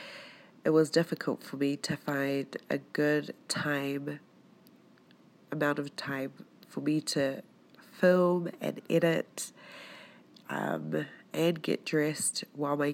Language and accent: English; New Zealand; moved away as an adult; also born or lived in Tonga (ancestry); now in Utah, United States; I was born in New Zealand. I'm of Tongan Polynesian descent, and for the past 3 years I've been living here in Utah